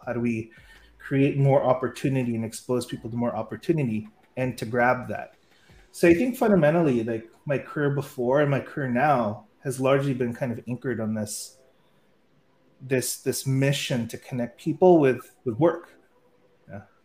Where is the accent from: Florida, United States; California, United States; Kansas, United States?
California, United States; San Francisco; moved away as an adult; also born or lived in Philippines; I grew up in San Francisco